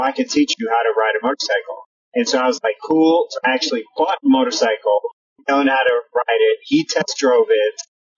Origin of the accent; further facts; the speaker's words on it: New York City, New York, United States; I grew up in New York City.